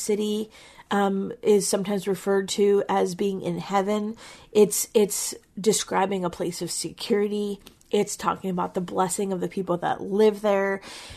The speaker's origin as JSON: {"language": "English", "region": "Pennsylvania", "country": "United States", "said": "we're from Pennsylvania"}